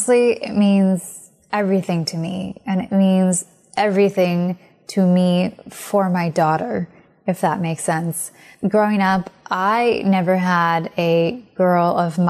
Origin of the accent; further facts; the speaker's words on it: United States; I'm Indian American